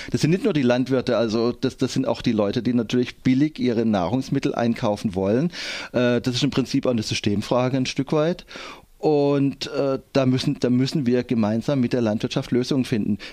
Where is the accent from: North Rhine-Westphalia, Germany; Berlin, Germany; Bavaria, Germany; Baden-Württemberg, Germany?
Baden-Württemberg, Germany; Endingen; Ich komme aus Endingen